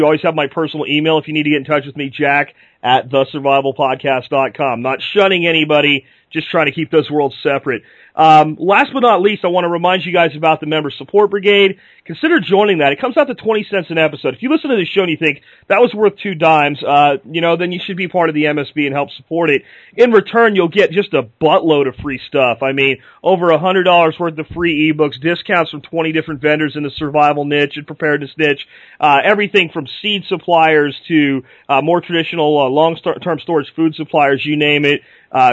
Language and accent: English; Florida, United States; I grew up in Florida myself